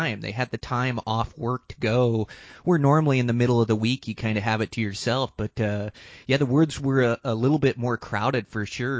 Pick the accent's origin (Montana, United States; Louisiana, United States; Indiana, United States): Montana, United States; my home state of Montana